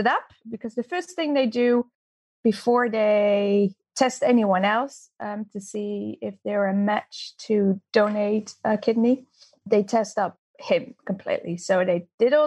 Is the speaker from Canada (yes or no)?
no; Netherlands; moved away as an adult; also born or lived in Austria; now in New Zealand; I'm Dutch, and I came to New Zealand about 13 years ago